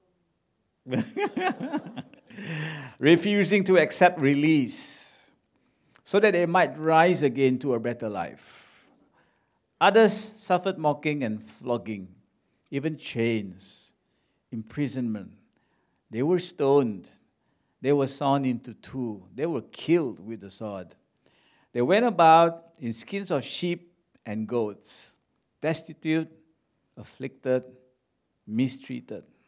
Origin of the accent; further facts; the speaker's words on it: Ipoh, Perak, Malaysia; moved away; this little city in Malaysia called Ipoh. That's my hometown